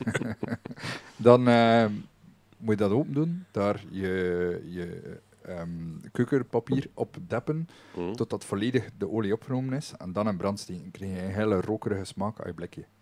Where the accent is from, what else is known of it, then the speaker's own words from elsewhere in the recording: West Flanders, Belgium; ons nadeel als West-Vlamingen